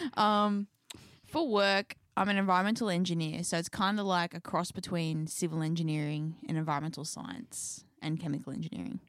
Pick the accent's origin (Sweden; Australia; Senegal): Australia; Newcastle, New South Wales; We're actually from Newcastle, Australia.